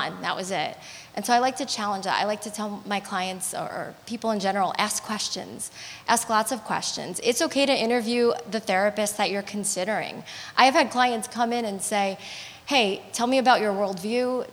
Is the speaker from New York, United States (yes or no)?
yes; New York, United States; being a New Yorker